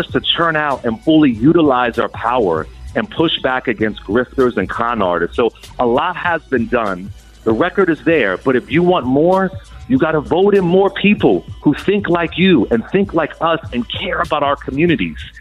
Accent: Philadelphia, Pennsylvania, United States; I'm from West Philly

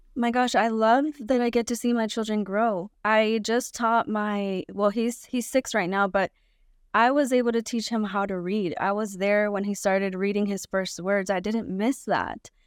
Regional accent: California, United States; also born or lived in Guanajuato, Mexico; I was born in Mexico, but I was raised in California

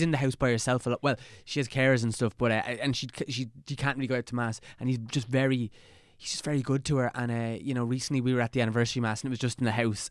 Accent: Dublin, Leinster, Ireland; We're kind of from the same neck of the woods

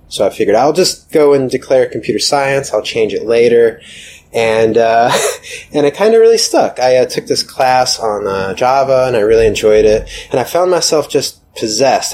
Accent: Atlanta, Georgia, United States; moved away as an adult; also born or lived in New York; I'm from Atlanta originally

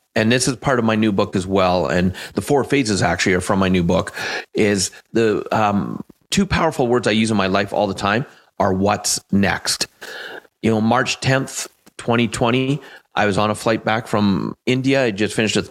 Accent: Canada; I am Canadian

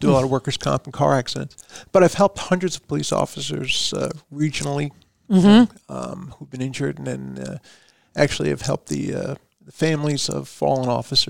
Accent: Long Island, New York, United States; also born or lived in Brooklyn, New York; I was born in Brooklyn, but grew up on Long Island.

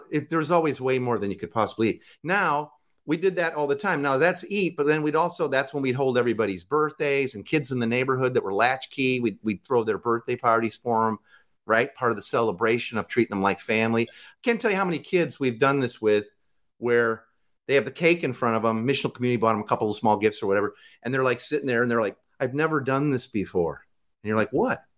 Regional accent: Midwest, United States; Like I, we, I'm from the Midwest. Barbecue. It's a grill.

